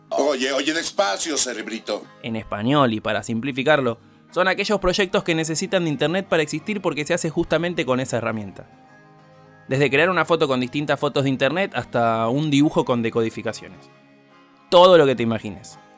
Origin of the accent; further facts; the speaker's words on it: Buenos Aires, Argentina; born there; argentino, nací en Buenos Aires.